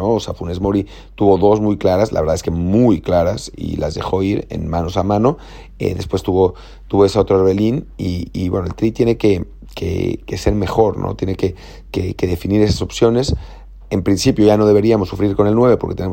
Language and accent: Spanish; Mexico; como mexicanos